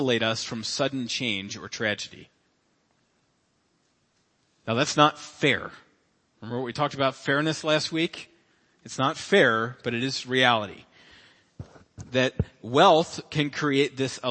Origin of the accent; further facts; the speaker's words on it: Cincinnati, Ohio, United States; I was born in Cincinnati, Ohio, September 21st, 1985